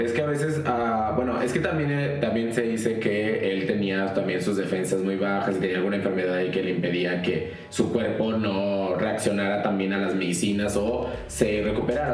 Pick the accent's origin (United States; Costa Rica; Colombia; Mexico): Mexico; Tamaulipas; nosotros somos de Tamaulipas